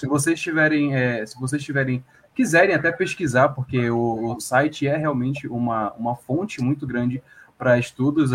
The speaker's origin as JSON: {"language": "Portuguese", "country": "Brazil", "said": "nós somos brasileiros"}